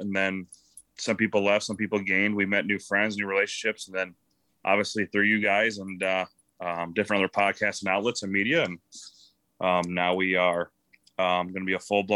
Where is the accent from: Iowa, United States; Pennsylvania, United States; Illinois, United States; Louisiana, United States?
Iowa, United States; Eastern; I'm from Eastern Iowa, right on the nose of Iowa, right by the Mississippi River